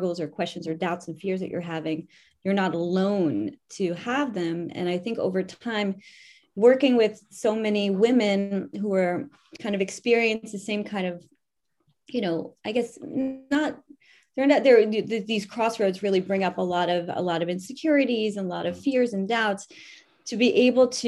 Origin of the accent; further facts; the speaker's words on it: New York, United States; moved away as an adult; now in France; I'm from New York. I've been living here for 20 years